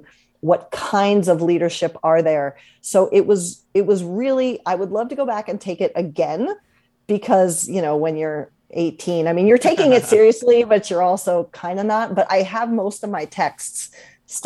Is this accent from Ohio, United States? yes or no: yes; Columbus, Ohio, United States; moved away; also born or lived in Washington, D.C.; So I grew up in Columbus, Ohio, and back then there was no hockey